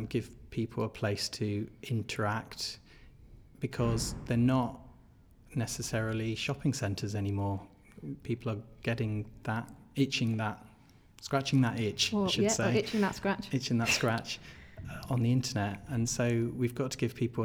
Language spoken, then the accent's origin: English; Berkshire, South East England, United Kingdom; moved away as an adult; also born or lived in Essex; now in Sheffield, United Kingdom; I was very young when we moved. But I grew up in Berkshire